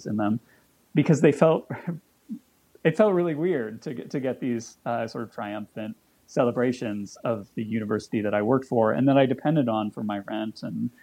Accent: Chicago, Illinois, United States; I was born in Prentice Women's Hospital, which was designed by Bertrand Goldberg and completed in 1975

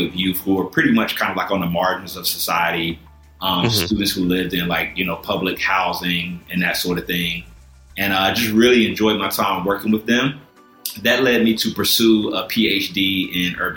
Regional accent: South Carolina, United States; moved away as an adult; also born or lived in Philadelphia; now in Chicago, United States; I grew up in South Carolina

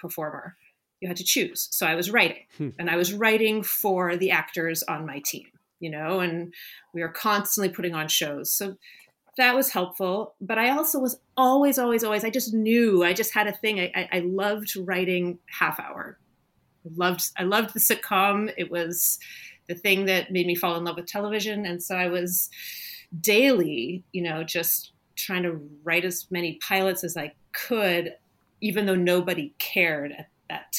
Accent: Ottawa, Ontario, Canada; moved away; I grew up in Ottawa, Canada

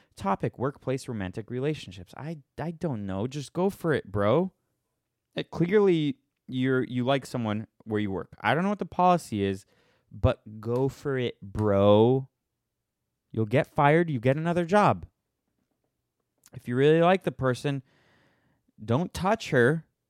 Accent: Boston, Massachusetts, United States; I'm from Boston

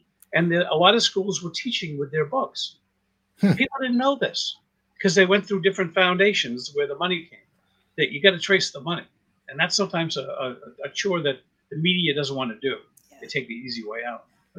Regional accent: Stoughton, Massachusetts, United States; I think that we're from Stoughton.

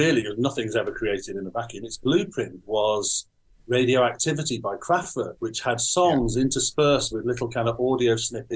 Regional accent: the Wirral, Merseyside, North West England, United Kingdom; I grew up behind this pub about 3 miles away, so I can see where I came from

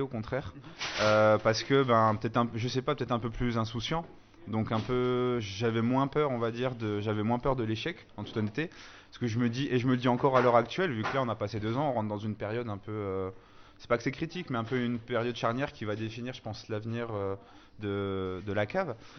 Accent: Bourgogne-Franche-Comté, France; moved away as an adult; also born or lived in Alsace; je viens de Franche-Comté. Je suis pas alsacien, moi, donc pareil, je suis franc-comtois.

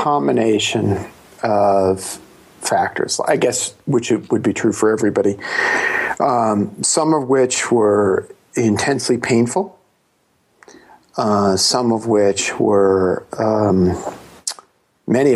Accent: New York City, New York, United States; I was born in Brooklyn

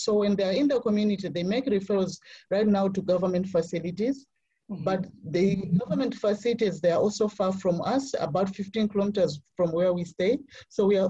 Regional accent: Malawi; So I'm from Malawi, a landlocked country with a population of over 18 million.

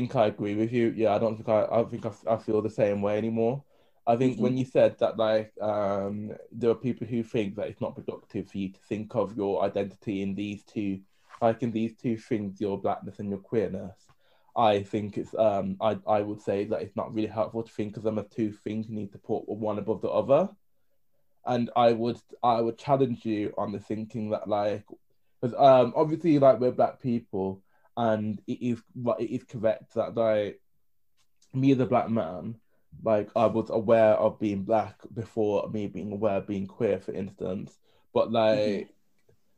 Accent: United Kingdom; We're British

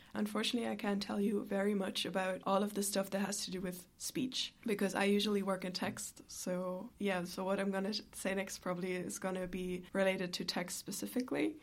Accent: Germany; now in Ireland; I am originally from Germany

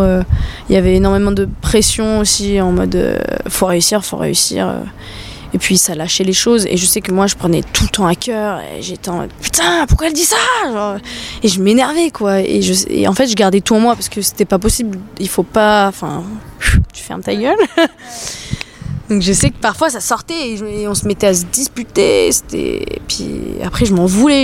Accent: New Caledonia; moved away as an adult; also born or lived in United States; quand je suis rentrée chez moi en Nouvelle-Calédonie

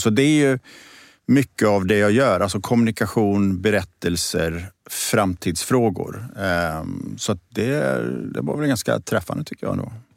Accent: Borås, Västra Götaland, Sweden; moved away as an adult; also born or lived in Gothenburg; now in Stockholm, Sweden; jag är född och uppvuxen i Borås, i Teko-Sverige

